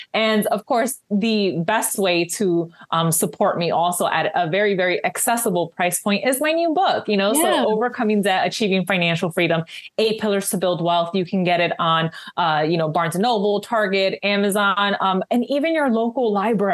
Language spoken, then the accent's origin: English; New York City, New York, United States; moved away as an adult; now in New Jersey, United States; I'm a city girl, you know, born and raised in New York.